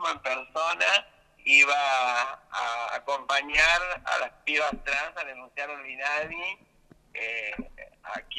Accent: Río Negro, Argentina; yo soy de Río Negro.

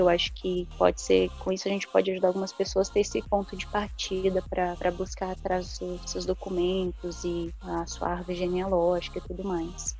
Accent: Jaraguá do Sul, Santa Catarina, Brazil; moved away as an adult; now in Dublin, Ireland; sou natural de Jaraguá do Sul, Santa Catarina

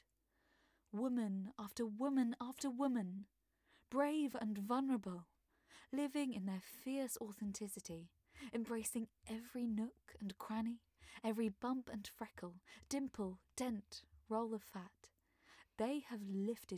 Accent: London, United Kingdom; I am an actor and voiceover artist from South London

